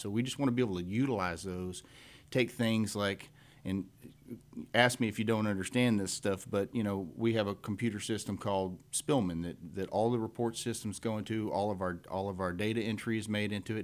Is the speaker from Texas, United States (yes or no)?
yes; Cut and Shoot, Texas, United States; I grew up here in Montgomery County, in precinct two